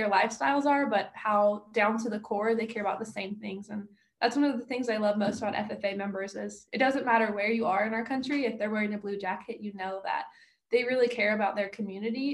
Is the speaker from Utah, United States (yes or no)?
no; Oregon, United States; I'm originally from Oregon